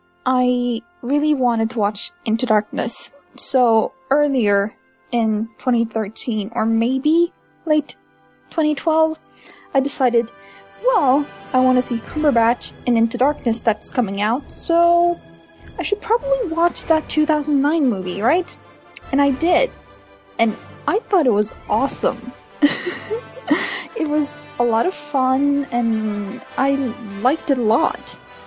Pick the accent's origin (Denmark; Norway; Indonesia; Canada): Norway; English is a second language; I'm from Norway.